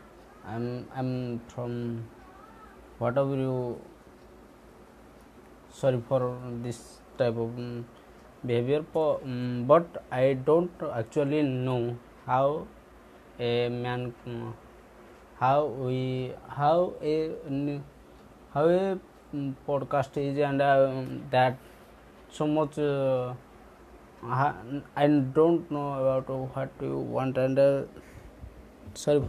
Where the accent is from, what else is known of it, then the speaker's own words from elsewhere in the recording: Odisha, India; English is a second language; I'm from Odisha, India